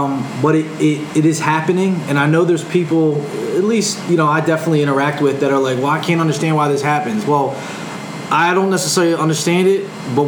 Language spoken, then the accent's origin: English; Philadelphia, Pennsylvania, United States; growing up in Philly